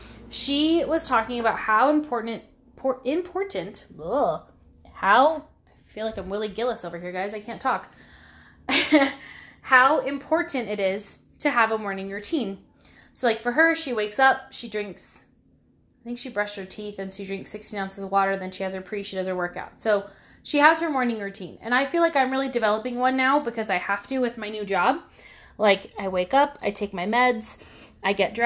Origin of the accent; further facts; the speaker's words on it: Pacifica, California, United States; moved away; My hometown's called Pacifica